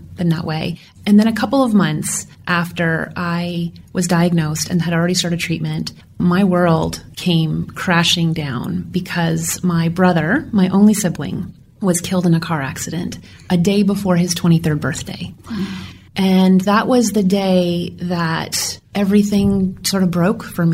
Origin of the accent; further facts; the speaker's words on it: Kitchener, Ontario, Canada; moved away as an adult; also born or lived in Rochester, New York; I was born in Kitchener